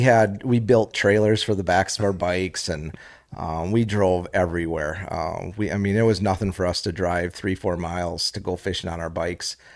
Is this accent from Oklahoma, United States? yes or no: no; Menasha, Wisconsin, United States; I grew up in, uh, in Menasha